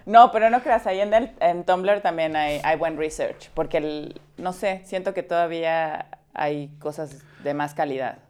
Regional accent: Veracruz, Mexico; crecí en Veracruz

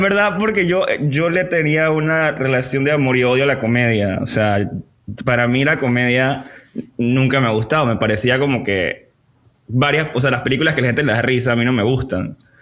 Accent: Panama; soy panameño

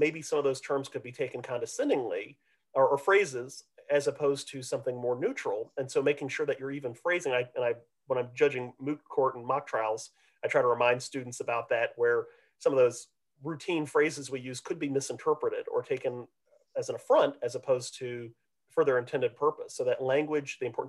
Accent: Midwest, United States; now in Texas, United States; because, of course, as a Midwesterner, right, you'll have like soda and pop. And here in Texas, everything is Coke, right?

